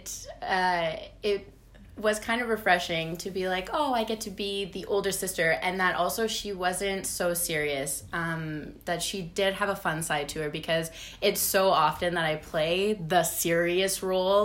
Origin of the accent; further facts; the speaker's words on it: Onaping, Ontario, Canada; moved away as an adult; also born or lived in Toronto; I'm from Onaping, Ontario, which is a northern community about an hour north of Sudbury.